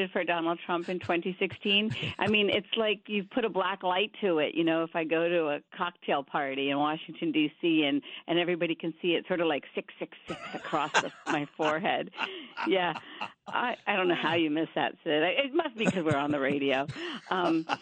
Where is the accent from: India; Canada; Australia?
India; now in United States; I grew up in India, but half my family moved to Pakistan being Muslim